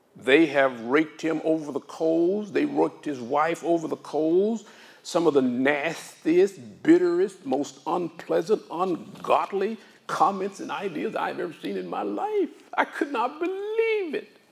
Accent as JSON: {"language": "English", "region": "Arkansas", "country": "United States", "tie": "born or raised there", "said": "I grew up in Arkansas."}